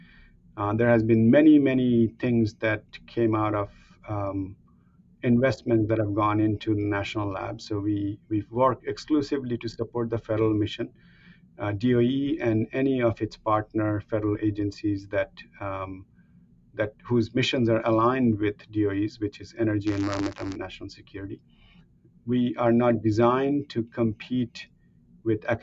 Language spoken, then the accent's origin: English; India; moved away as an adult; now in Oak Ridge, United States; I've spent as much time here that I have spent growing up in India.